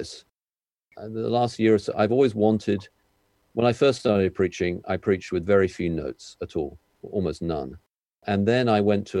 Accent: United Kingdom; I'm British

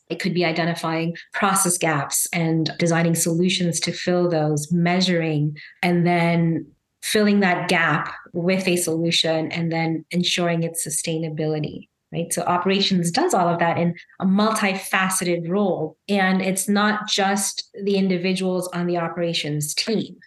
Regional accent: Zambia; also born or lived in Chicago, United States / India (heritage); now in Philadelphia, United States; I'm Indian by heritage, Zambian by birth, and American by choice

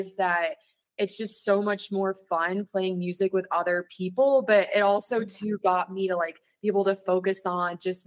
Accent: San Diego, California, United States; now in Denver, United States; I'm from San Diego

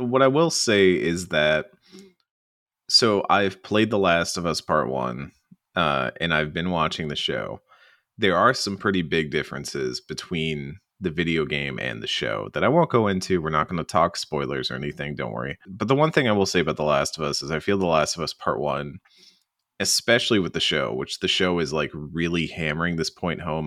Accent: the American South, United States; as a Southerner

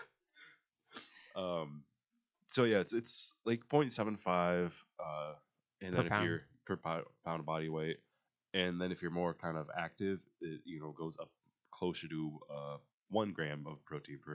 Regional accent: United States; I am American

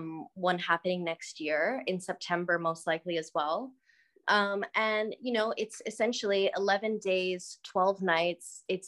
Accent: Cairo, Cairo Governorate, Egypt; born there; No, I was born in Egypt, born in Cairo.

